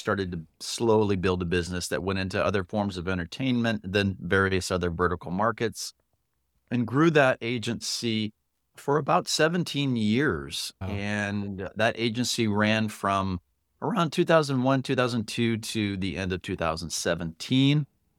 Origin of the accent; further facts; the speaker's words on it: Miami, Florida, United States; also born or lived in Panama / Puerto Rico; I was born in Panama, lived in Puerto Rico, grew up in Miami.